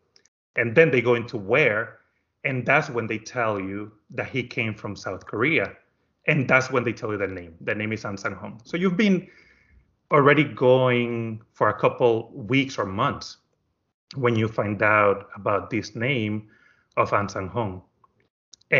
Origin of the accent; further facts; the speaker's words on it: Dominican Republic; moved away as an adult; now in United States; I am from the Dominican Republic, and I am an only child. And when I graduated high school, I decided to come to America to go to school